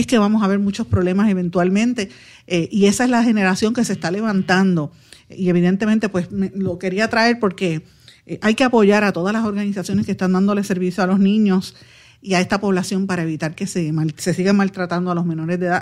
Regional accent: Guaynabo, Puerto Rico; yo soy de Guaynabo.

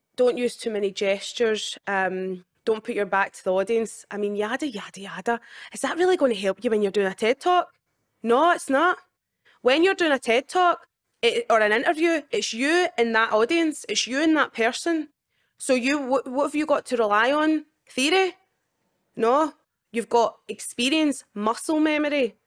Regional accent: Scotland, United Kingdom; my whole life in Scotland

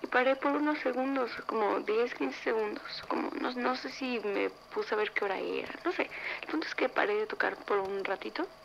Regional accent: San Luis Potosí, Mexico; tengo 21 años y soy de San Luis Potosí, México.

